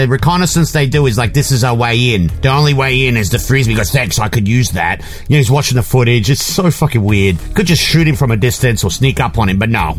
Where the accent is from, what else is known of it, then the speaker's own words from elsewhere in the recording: Perth, Western Australia, Australia; from Perth Boy, my hometown